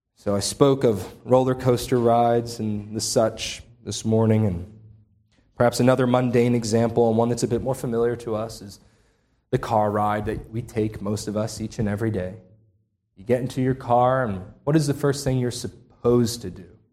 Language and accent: English; Upper Darby, Pennsylvania, United States; right by where I grew up in Upper Darby, outside of Philadelphia.